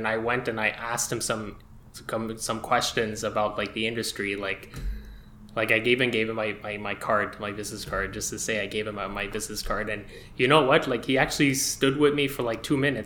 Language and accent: English; Montreal, Quebec, Canada; I'm from Montreal. I'm a filmmaker from Montreal